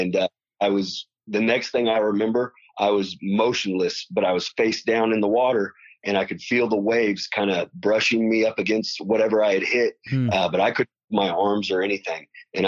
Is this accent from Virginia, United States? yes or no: no; Lawrence, Kansas, United States; moved away as an adult; now in Louisville, United States; I'm from Lawrence, Kansas, and I say I'm from Lawrence, Kansas. You know, my parents are from there. My grandparents are from there. I'm very intertwined in the community there.